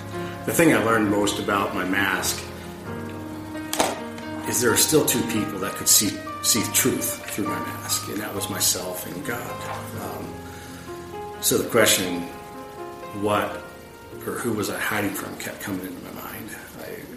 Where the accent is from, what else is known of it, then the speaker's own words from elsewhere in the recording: Pennsylvania, United States; now in Bozeman, United States; I grew up in Pennsylvania where I was raised Catholic.